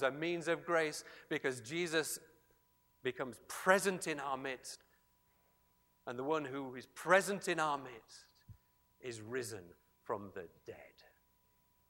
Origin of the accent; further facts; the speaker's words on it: Yorkshire and the Humber, United Kingdom; a Yorkshireman